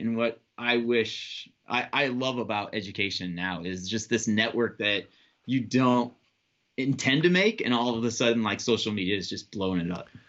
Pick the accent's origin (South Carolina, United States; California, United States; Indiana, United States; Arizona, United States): Indiana, United States; South Bend; I'm from South Bend, Indiana